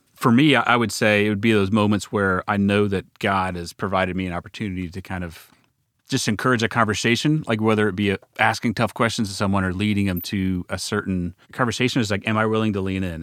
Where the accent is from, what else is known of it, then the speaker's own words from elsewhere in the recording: Dallas, Texas, United States; also born or lived in Waco, Texas; We're both from Dallas, uh, live back in Dallas now